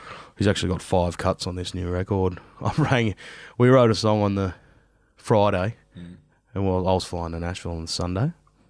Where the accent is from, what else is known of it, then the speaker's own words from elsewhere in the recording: Australia; I'm very Australian and I do love Australia.